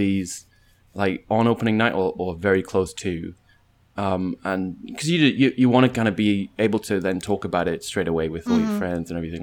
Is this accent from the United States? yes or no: no; United Kingdom; I'm British